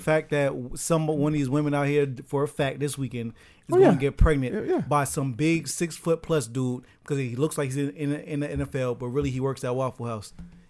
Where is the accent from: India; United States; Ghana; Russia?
United States; Tampa, Florida